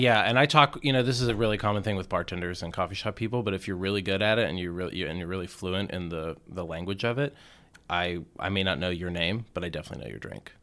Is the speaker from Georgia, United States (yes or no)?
yes; Atlanta, Georgia, United States; moved away as an adult; also born or lived in Indiana / Richmond; I grew up in the suburbs of Atlanta.